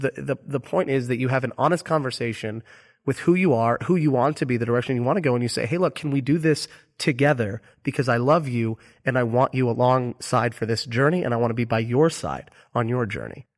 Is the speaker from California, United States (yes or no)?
no; Orlando, Florida, United States; moved away; my hometown of Orlando, Florida